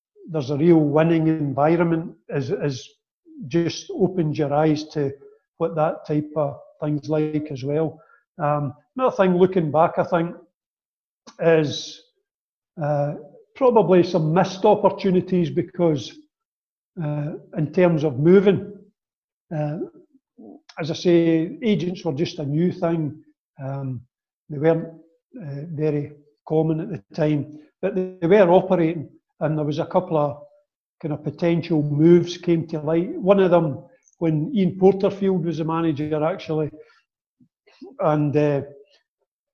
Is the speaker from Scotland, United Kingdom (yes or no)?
yes; Kilmarnock, Scotland, United Kingdom; a move to Kilmarnock, which was my hometown